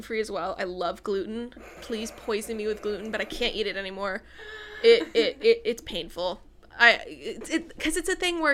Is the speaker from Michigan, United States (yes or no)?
yes; Michigan, United States; moved away as an adult; also born or lived in Central Florida, United States; now in Florida, United States; We're both from Central Florida. When I was 10 and you were 12, we moved to Michigan. And for college, I moved back to Florida, Central Florida, when I was about 18